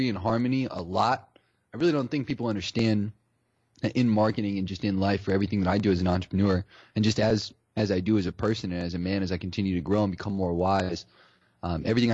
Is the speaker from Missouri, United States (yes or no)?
no; Ohio, United States; I grew up in Ohio